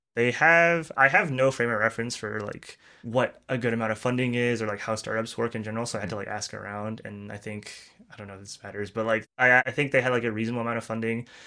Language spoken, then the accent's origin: English; Turkey; moved away as an adult; also born or lived in Illinois, United States; now in San Francisco, United States; worked back home in Turkey for two years